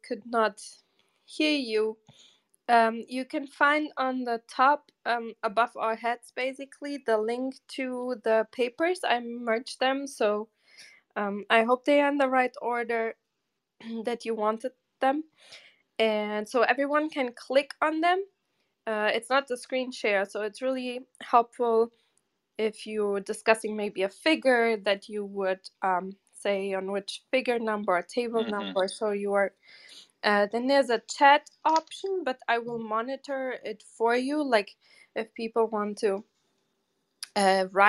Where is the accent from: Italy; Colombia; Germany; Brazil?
Germany; moved away as an adult; also born or lived in Portugal / Cape Cod, United States; now in New York City, United States; I grew up most of the time in Germany